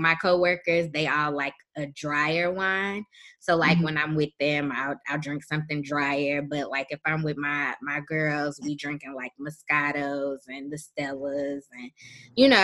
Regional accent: Chicago, Illinois, United States; I am from Chicago

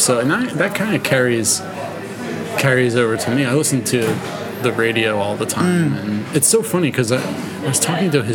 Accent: Philadelphia, Pennsylvania, United States; I grew up in Philadelphia

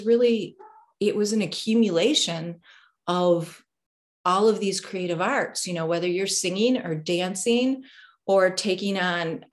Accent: Detroit, Michigan, United States; also born or lived in Delaware / Los Angeles, California; was raised here in a suburb of Detroit

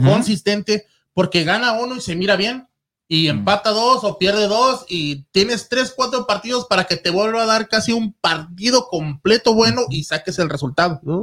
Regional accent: Ciudad Juárez, Chihuahua, Mexico; Yo, soy de Ciudad Juárez

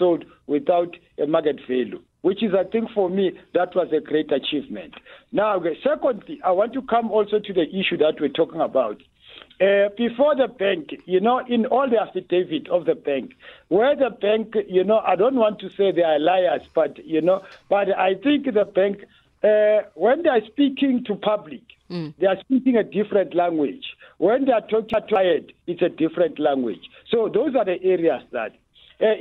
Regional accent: South Africa; as a South African

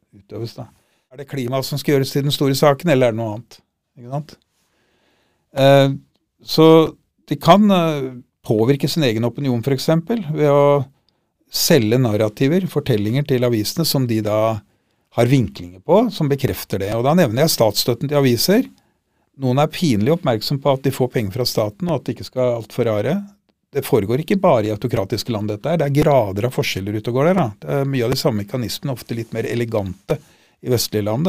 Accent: Norway; vi er nordmenn

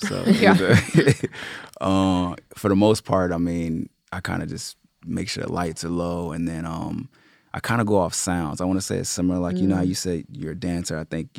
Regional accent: Los Angeles, California, United States; I'm from Los Angeles. I just like to say Los Angeles because I bounced around so much as a kid.

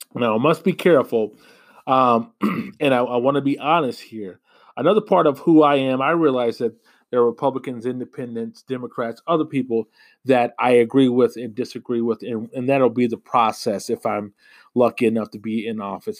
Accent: United States; also born or lived in Rochester, Minnesota

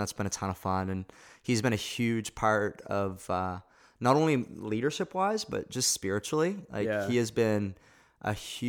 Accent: Halifax, Nova Scotia, Canada; and, I don't know a little bit about me. I grew up in Halifax. A lot of people assume either I grew up in Moncton or I grew up in the States.

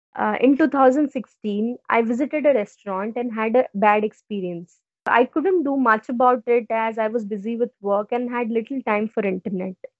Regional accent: Gujarat, India; from Gujarat, India

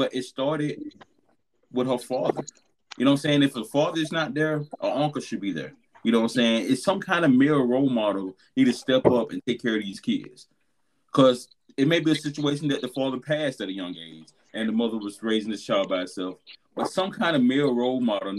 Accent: Albany, Georgia, United States; moved away; my hometown, Albany, Georgia

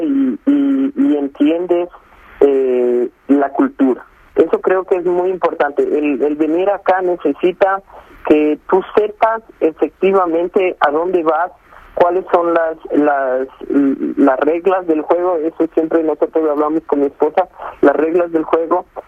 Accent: Ecuador; moved away as an adult; now in Saudi Arabia; Yo soy el único ecuatoriano registrado en una universidad eh, aquí en Arabia Saudita.

